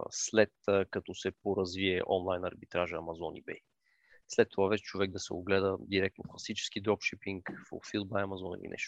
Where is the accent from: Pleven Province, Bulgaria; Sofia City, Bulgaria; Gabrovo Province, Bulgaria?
Sofia City, Bulgaria; Sofia